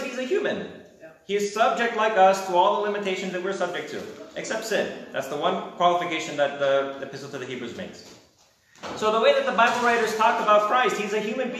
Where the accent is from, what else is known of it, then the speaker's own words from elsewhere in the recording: United States; family's from Romania, but I grew up in America